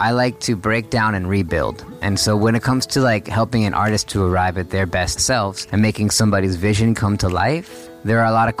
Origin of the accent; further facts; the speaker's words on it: South Florida, United States; moved away as an adult; also born or lived in New York City; now in California, United States; born and raised in South Florida and went to college in New York City. And I've been in California for about 10 years now